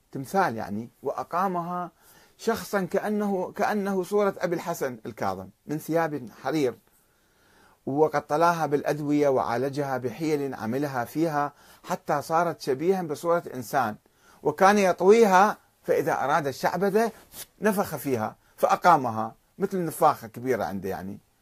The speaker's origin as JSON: {"language": "Arabic", "country": "Iraq", "said": "عندنا بالعراق"}